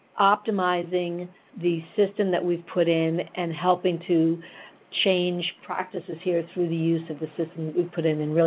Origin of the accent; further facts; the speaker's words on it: New York, United States; I'm a New Yorker, you know, a lifelong New Yorker